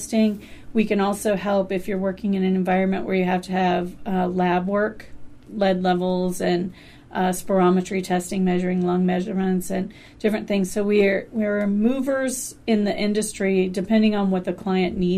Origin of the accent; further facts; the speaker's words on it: Tom Sawyer, Huck Finn territory, Missouri, United States; now in Alaska, United States; being from Tom Sawyer, Huck Finn territory